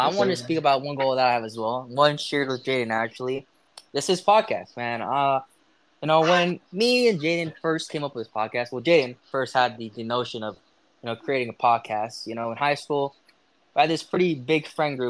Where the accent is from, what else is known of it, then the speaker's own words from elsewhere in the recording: Tucson, Arizona, United States; moved away as an adult; also born or lived in University of Utah, Utah; now in Utah, United States; I was born in Tucson, Arizona, to a father and a mother